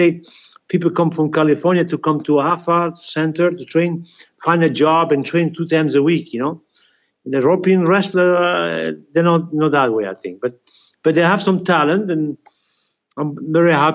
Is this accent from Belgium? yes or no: yes; Belgium; English is a second language; moved away as an adult; I was raised in Belgium